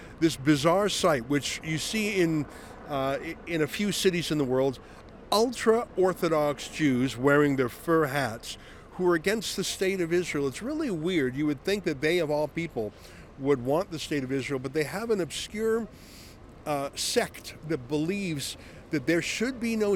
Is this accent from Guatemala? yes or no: no; Canada; We're from Canada.